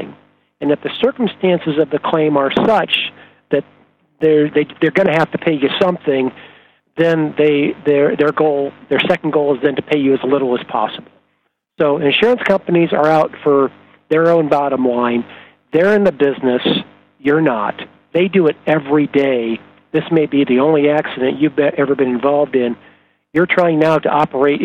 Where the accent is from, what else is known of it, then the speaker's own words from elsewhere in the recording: Iowa, United States; moved away as an adult; also born or lived in Arizona / Chicago; now in Phoenix, United States; I am a good, hardworking Midwestern boy. I grew up in Iowa. Moved to Arizona when I was 20 years old to go to school.